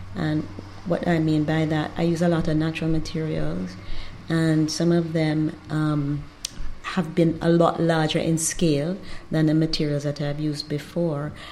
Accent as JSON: {"language": "English", "country": "Jamaica", "also_born_or_lived": "Trinidad", "moved": "yes", "lives_now": "Trinidad and Tobago", "said": "I'm Jamaican, and we were due to be in Trinidad for only four years"}